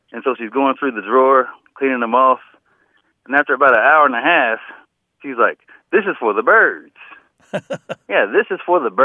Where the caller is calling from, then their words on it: Evansville, Indiana, United States; I'm calling from Evansville, Indiana.